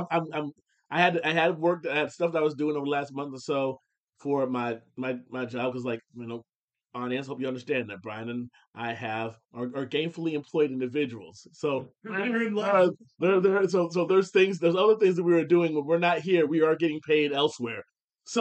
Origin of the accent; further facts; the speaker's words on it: Fostoria, Ohio, United States; now in Houston, United States; my hometown area of Fostoria and Findlay